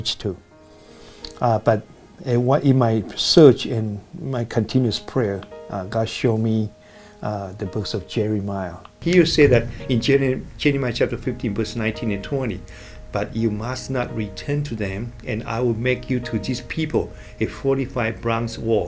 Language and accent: English; Taiwan; moved away as an adult; now in Bay Area, United States; when I finished my military service and I came back to Taiwan